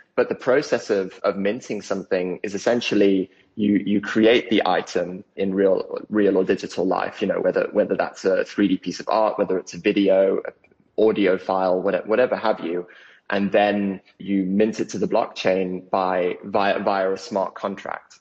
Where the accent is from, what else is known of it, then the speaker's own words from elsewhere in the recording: South Africa; also born or lived in United Kingdom; The family the family started out there before they moved over to the UK, which is where where I was born, and then I grew up in South Africa